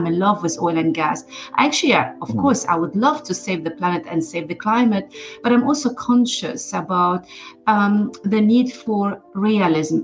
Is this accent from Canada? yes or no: no; Lebanon; moved away as an adult; I'm originally from Lebanon and I was born and grew up during the Civil War.